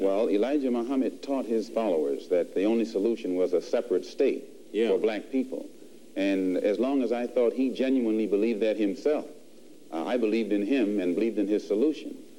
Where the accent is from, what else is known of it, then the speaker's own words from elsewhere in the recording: United States; being an American and not having uh, any, not being able to speak the Arabic language